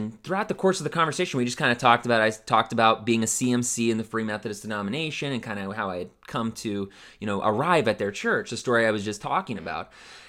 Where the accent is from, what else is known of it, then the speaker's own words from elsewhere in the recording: Ohio, United States; also born or lived in Pennsylvania; So Western Pittsburgh area, Western Pennsylvania, Pittsburgh area, and I grew up in Northeastern Ohio. So I lived out in Pennsylvania for many years.